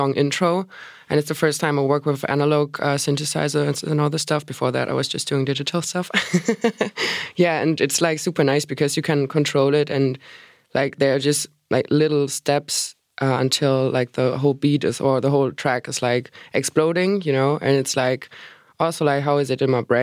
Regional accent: Hamburg, Germany; my hometown Hamburg

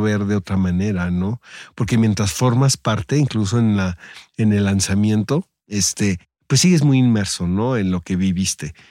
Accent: northern Mexico, Mexico; now in Mexico City, Mexico; Yo la verdad que soy súper norteño

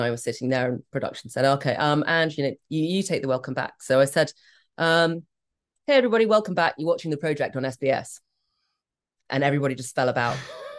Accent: Hong Kong; That's 1, 2, 3, 4 in Cantonese because I come from Hong Kong.

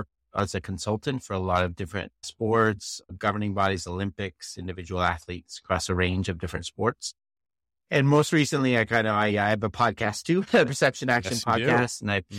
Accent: Canada; now in Arizona, United States; So I'm originally from Canada.

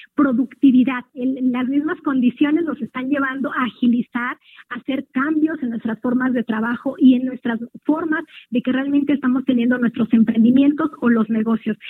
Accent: from the State of Mexico, Mexico; como pueblo mexicano, como pueblo mexiquense

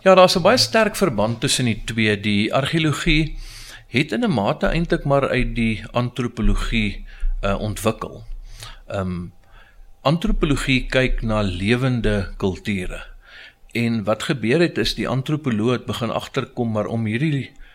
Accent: Pretoria, Gauteng, South Africa; ek is 'n Pretoriaaner, ge gebore in Getoe. Uh eh, was eintlik maar my hele lewe lank in Pretoria en is nog steeds hierso.

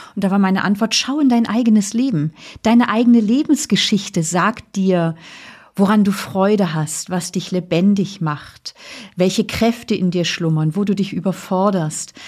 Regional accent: Flensburg Firth, Schleswig-Holstein, Germany; Ich bin ja an der Flensburger Förde groß geworden

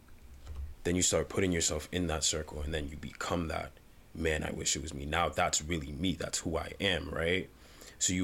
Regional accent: Uganda; moved away; I was born in Uganda, came here

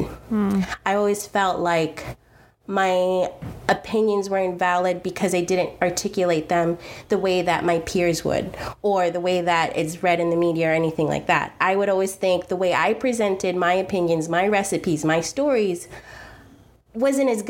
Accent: New York City, New York, United States; I'm the girl from Queens, and I'm very proud

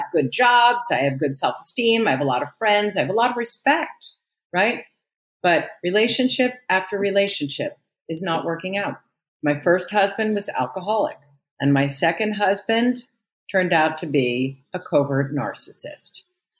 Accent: New York City, New York, United States; I was born and raised in Manhattan in 1959. I was born, so it's quite a long time ago. And I lived in Manhattan in the 60s in the Upper West Side.

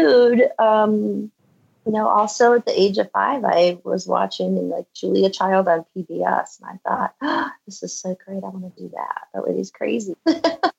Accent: Valparaiso, Indiana, United States; also born or lived in Michigan; now in Boulder, United States; we moved from Michigan to Indiana when I was, gosh, I think fourth or fifth grade. And that was where, so I'm literally from the town that Orville Redenbacher is from in Indiana, Valparaiso, Indiana

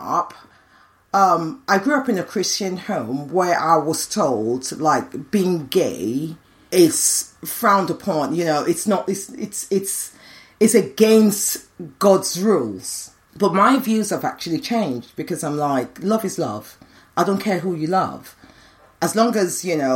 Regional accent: Nigeria; now in United Kingdom; I'm Nigerian, so very loud.

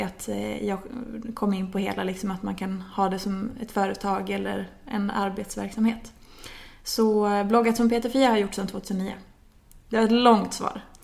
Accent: Hedemora, Dalarna County, Sweden; moved away as an adult; now in Stockholm, Sweden; jag kommer från Dalarna från början, i en liten stad som heter Hedemora. Eh, är uppvuxen där, flyttade därifrån när jag var efter studenten

